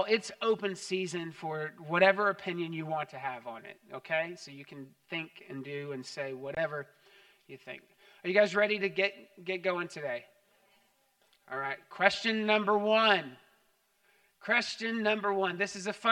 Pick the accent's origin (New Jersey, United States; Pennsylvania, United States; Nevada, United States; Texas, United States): Texas, United States; growing up in Texas.